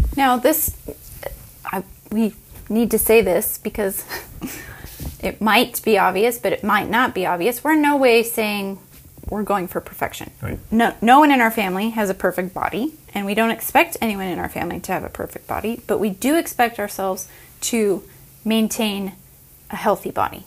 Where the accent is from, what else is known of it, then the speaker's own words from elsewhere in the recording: United States; I grew up in America